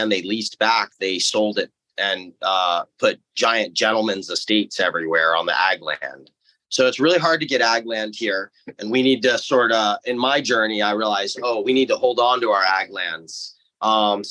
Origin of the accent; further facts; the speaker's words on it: Hawaii, United States; I grew up here in Hawaii for the most part, living in a pretty recluded valley on one of the smaller islands on Molokai, between there and Maui.